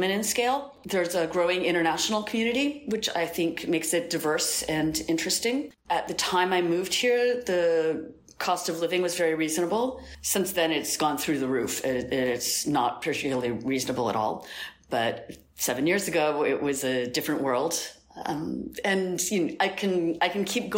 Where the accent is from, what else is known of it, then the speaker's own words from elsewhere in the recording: Albuquerque, New Mexico, United States; moved away as an adult; also born or lived in New York; now in Lisbon, Portugal; I'm originally from Albuquerque, New Mexico